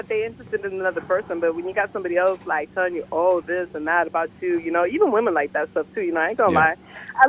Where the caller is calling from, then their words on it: Miami, Florida, United States; I'm calling from Miami.